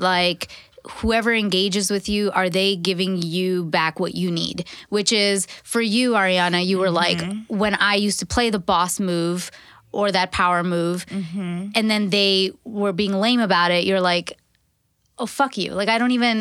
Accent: Canada; I'm Canadian.

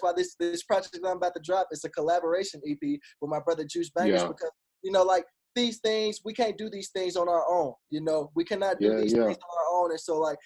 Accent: Arkansas, United States; now in Tulsa, United States; before I even moved to Tulsa. I'm originally from Arkansas.

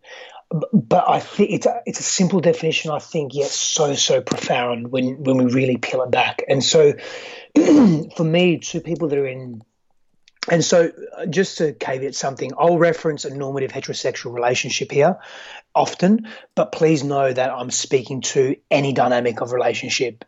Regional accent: Fremantle, Western Australia, Australia; also born or lived in Greece; I hail from Perth, Western Australia, precisely Fremantle, Western Australia. However, so I was born in Fremantle. I grew up in Western Australia

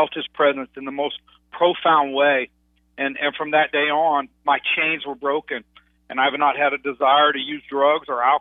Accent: Dallas, Texas, United States; I grew up in Dallas, Texas

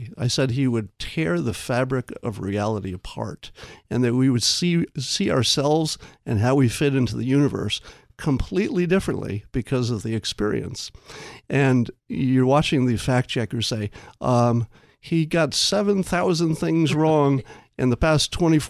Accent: New York, United States; One is I grew up in New York, mm-hmm. upstate, but it's close enough to get sort of the New York sensibility.

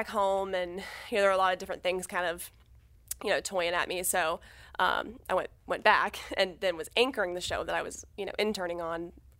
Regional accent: Georgia, United States; I do think growing up in Georgia, high school football is huge.

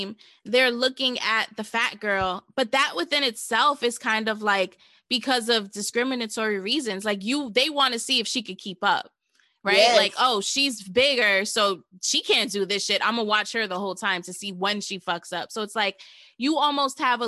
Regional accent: New York, United States; I'm from New York

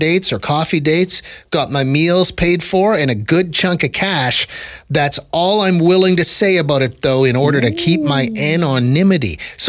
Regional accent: Saskatchewan, Canada; accent: Saskatchewan; moved away; we adopt the Saskatchewan accent anytime we talk about my home country, the old country where I grew up.

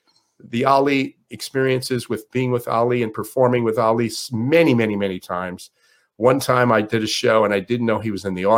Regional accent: Miami, Florida, United States; born or raised there

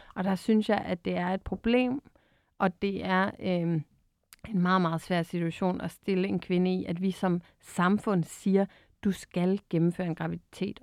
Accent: Bornholm, Capital Region of Denmark, Denmark; jeg er jo selv Bornholmer

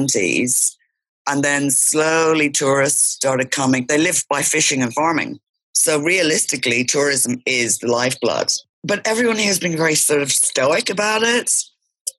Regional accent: Ireland; moved away as an adult; also born or lived in Sydney, Australia; now in Antiparos, Greece; I grew up in Ireland. When I was 28, I moved to Australia, lived in Sydney for 23 years.

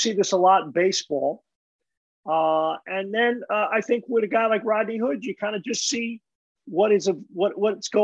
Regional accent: New York City, New York, United States; growing up in Brooklyn

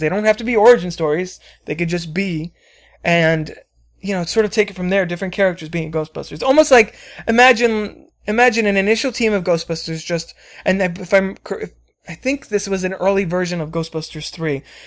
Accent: New Jersey, United States; I was born in Jersey

